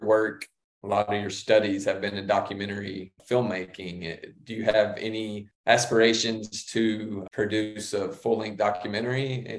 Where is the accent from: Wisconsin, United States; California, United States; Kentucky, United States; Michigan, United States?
Kentucky, United States; people heard my accent. You would have thought that I was from a different planet, but I was really just from the opposite side of the state.